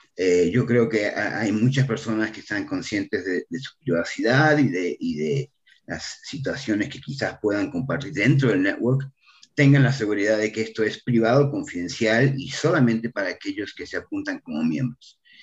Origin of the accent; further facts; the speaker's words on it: Argentina; now in Mexico; soy un argentino perdido en México